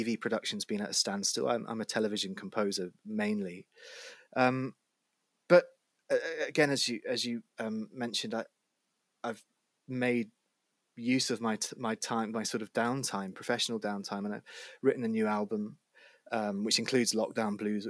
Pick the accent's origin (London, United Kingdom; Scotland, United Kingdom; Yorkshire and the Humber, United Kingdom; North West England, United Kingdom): Scotland, United Kingdom; Edinburgh; I was born in Edinburgh